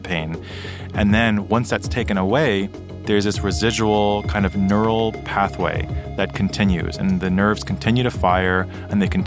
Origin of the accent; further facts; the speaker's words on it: New York City, New York, United States; also born or lived in Tokyo, Japan; I grew up in New York City, but I was actually born in Tokyo